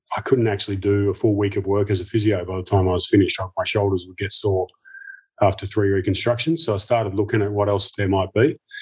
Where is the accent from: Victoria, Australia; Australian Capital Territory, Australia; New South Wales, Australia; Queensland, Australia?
Victoria, Australia; Melbourne; as a kid growing up in Melbourne